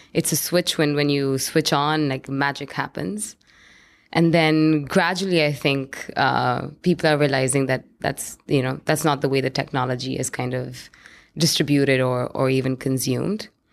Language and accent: English; New Delhi, Delhi, India; moved away; I grew up in India, in, in New Delhi, which is the capital